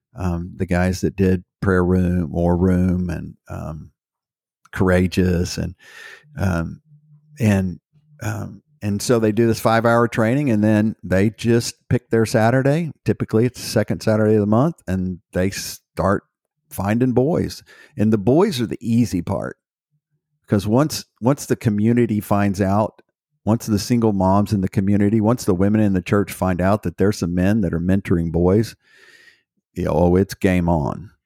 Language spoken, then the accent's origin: English; Houston, Texas, United States; I was raised in Houston, Texas.